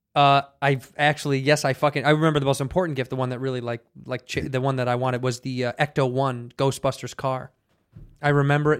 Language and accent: English; Chicago, Illinois, United States; moved away as an adult; also born or lived in Arizona; now in Los Angeles, United States; Growing up in Chicago